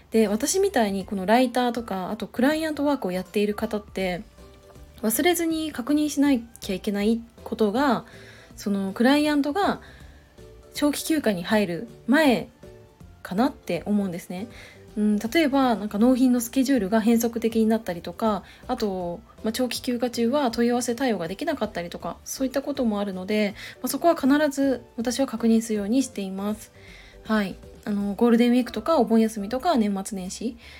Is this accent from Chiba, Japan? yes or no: yes; Chiba, Japan; moved away; 千葉の実家に帰省しようかなって思っていたんですけど